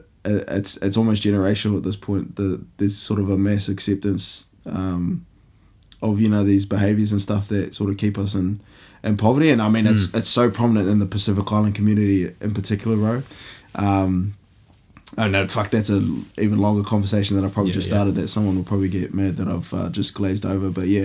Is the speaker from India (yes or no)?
yes; India; But I think, yeah, my sort of view of class came from growing up in India